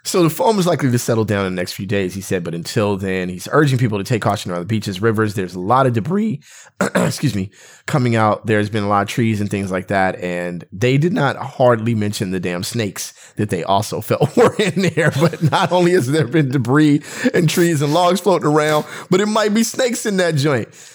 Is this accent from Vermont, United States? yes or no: no; West Covina, California, United States; we're from West Covina.